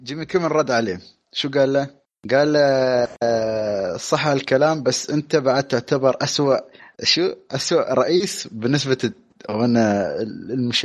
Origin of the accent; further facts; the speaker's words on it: United Arab Emirates; عندنا بالامارات